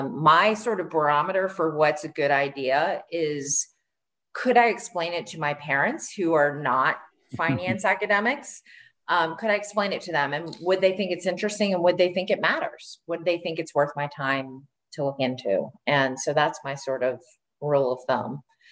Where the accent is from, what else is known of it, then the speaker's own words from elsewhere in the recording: Maryland, United States; In Maryland.